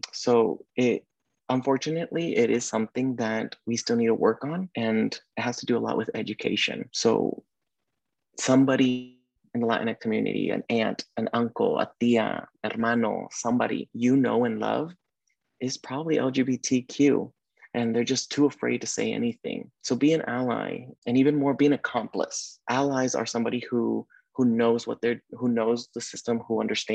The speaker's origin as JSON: {"language": "English", "region": "Oklahoma", "country": "United States", "tie": "born or raised there", "also_born_or_lived": "Sacramento, California", "moved": "as an adult", "lives_now": "California, United States", "said": "I had the privilege of being born and raised in Oklahoma."}